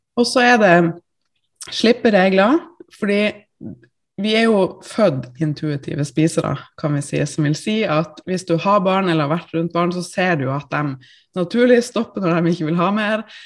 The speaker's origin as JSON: {"language": "Norwegian", "town": "Tromsø", "region": "Troms", "country": "Norway", "moved": "yes", "lives_now": "Oslo, Norway", "said": "jeg er jo da fra Tromsø opprinnelig."}